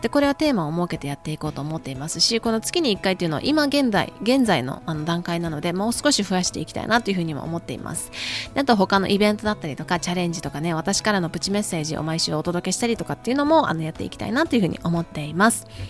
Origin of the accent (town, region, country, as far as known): Japan; now in United States